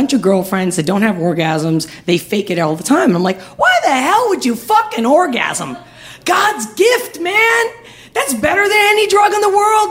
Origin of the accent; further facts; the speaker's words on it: Spain; moved away; I'm from Spain